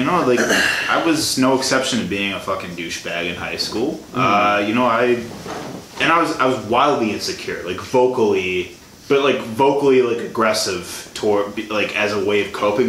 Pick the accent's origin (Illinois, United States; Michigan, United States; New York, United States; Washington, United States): Illinois, United States; moved away as an adult; I'm from Illinois.